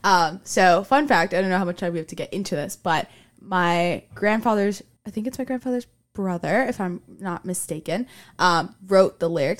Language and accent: English; Miami, Florida, United States; moved away as an adult; Because I'm from Miami, and I'm very adamant about being from Miami